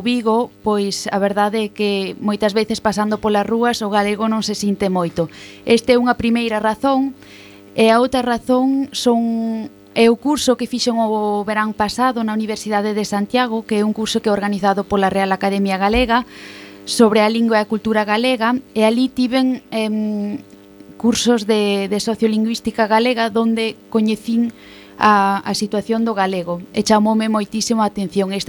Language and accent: Galician; Basel, Basel-Stadt, Switzerland; Eu veño de Basilea, en Suiza, e son filla de galego, e miña nai é suiza.